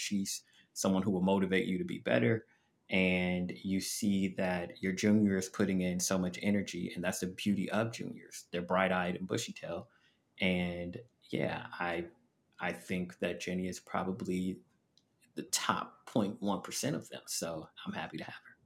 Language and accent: English; Los Angeles, California, United States; moved away as an adult; also born or lived in Abu Dhabi / Las Vegas; I am from Los Angeles, but the first job I received was in Las Vegas.